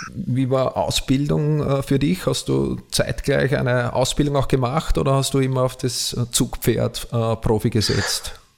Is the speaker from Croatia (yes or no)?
no; Austria; bei uns in Österreich